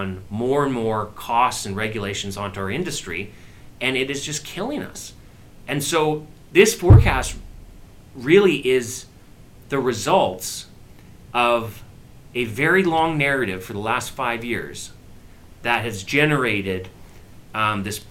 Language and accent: English; Alberta, Canada; as a Canadian, as an Albertan, as a Western Canadian